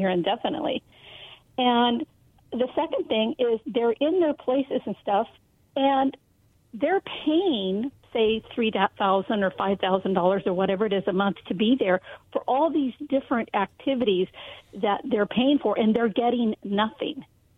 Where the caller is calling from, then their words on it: Benton City, Washington, United States; I'm calling from Benton City.